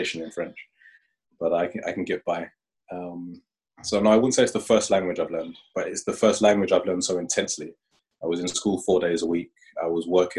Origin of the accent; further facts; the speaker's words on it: London, United Kingdom; moved away as an adult; now in Aarhus, Denmark; I come from London